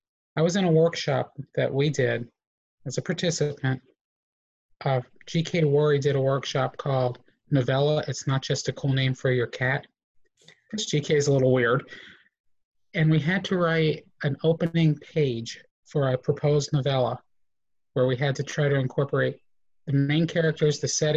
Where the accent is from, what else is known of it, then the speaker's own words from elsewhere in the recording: Southern US, United States; I grew up in the Southern Baptist South, so it's a whole new world for me.